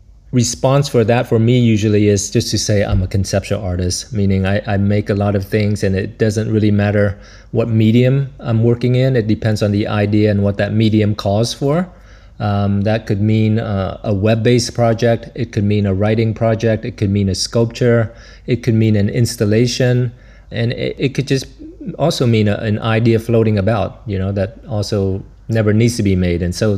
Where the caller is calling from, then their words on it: Brussels, Belgium; I'm calling from Brussels, Belgium, and you caught me on one of the few sunny days here.